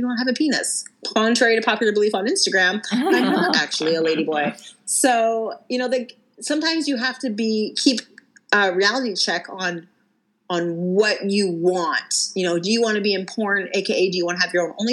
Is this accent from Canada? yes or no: yes; Canada; I'm from Canada